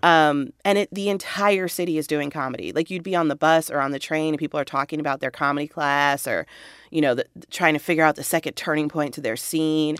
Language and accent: English; Walnut, California, United States; moved away as an adult; also born or lived in Chicago area (Midwest); I grew up in Walnut